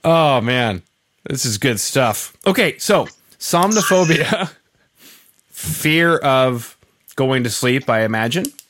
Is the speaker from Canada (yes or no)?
yes; central Canada, Canada; now in Western Canada, Canada; originally I'm from Central Canada, and now I live in yeah. Western Canada.